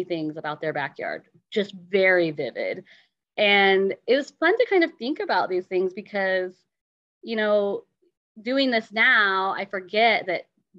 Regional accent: Eugene, Oregon, United States; I grew up in Eugene

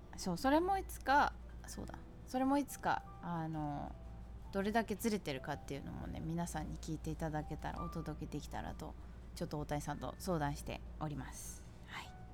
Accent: Chiba, Japan; now in New York, United States; 私千葉県出身なんで

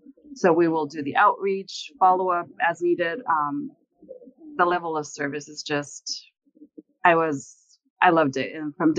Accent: Las Vegas, Nevada, United States; moved away; also born or lived in Salt Lake City, Utah; I grew up here in Las Vegas and then I did live in Salt Lake for about 4 years.

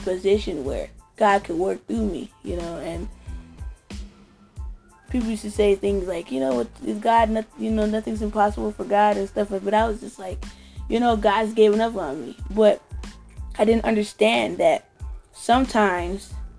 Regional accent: California, United States; Growing up in Cali

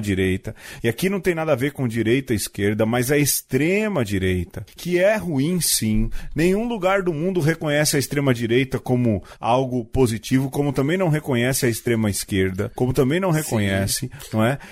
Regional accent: São Paulo, Brazil; Eu e o … somos brasileiros brasileiros comuns. Aliás, paulistanos, filhos de nordestinos

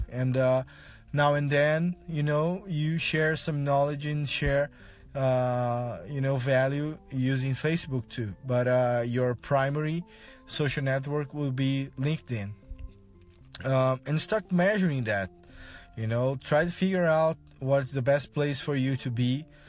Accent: Brazil; first language Portuguese; English is a second language; I'm from Brazil, I speak Portuguese as my, my modern language

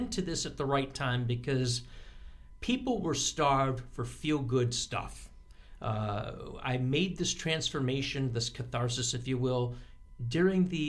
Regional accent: Binghamton, New York, United States; moved away as an adult; also born or lived in Boston / Elmira; now in Rochester, United States; quickly moved to Binghamton, which is my hometown

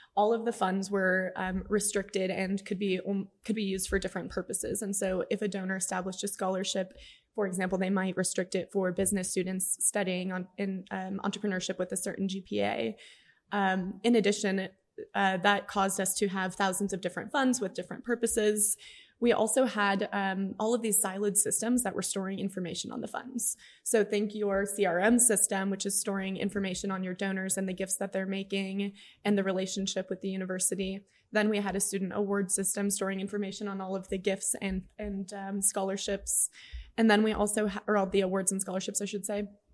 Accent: El Paso, Texas, United States; Alejandro and I both grew up in El Paso.

